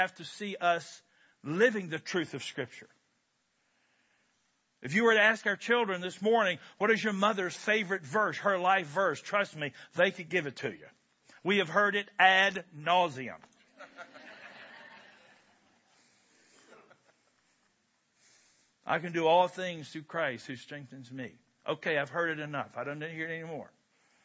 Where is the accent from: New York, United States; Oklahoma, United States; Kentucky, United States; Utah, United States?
Kentucky, United States; I'm from Kentucky